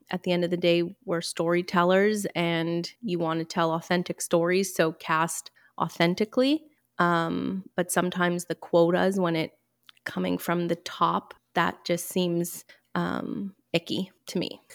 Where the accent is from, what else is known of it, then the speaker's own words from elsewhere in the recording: Montreal, Quebec, Canada; I am from Montreal, born and raised